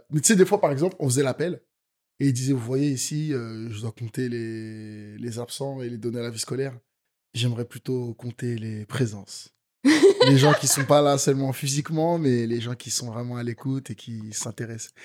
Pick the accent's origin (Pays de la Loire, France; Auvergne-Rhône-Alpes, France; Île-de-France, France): Pays de la Loire, France; Nantes; j'ai fait du golf quand j'étais petit en EPS à Nantes en CM1 et CM2